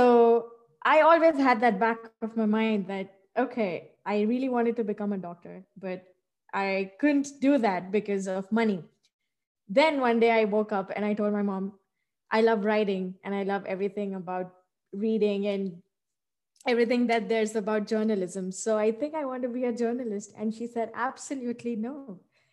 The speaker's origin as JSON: {"language": "English", "town": "Hyderabad", "region": "Telangana", "country": "India", "tie": "born or raised there", "moved": "yes", "lives_now": "United States", "said": "I was born and brought up in India in a southern state called Telangana, and it's a city, Hyderabad"}